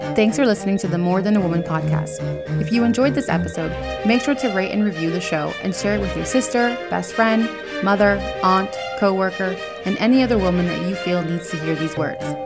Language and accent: English; New York, United States; now in New Jersey, United States; I currently live in New Jersey. I was born in New York